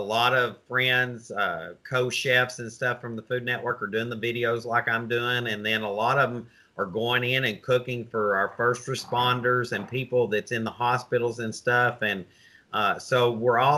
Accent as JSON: {"language": "English", "region": "the South", "country": "United States", "said": "I'm a Southerner"}